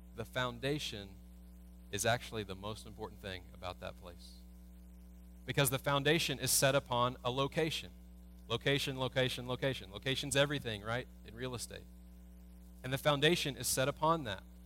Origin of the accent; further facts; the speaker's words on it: United States; as American Christians